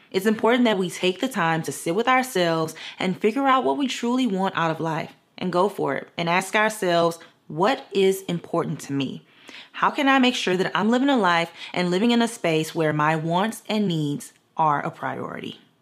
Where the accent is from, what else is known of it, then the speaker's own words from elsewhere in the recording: Louisiana, United States; now in Los Angeles, United States; I'm from Louisiana, live in Los Angeles, all my family is in Louisiana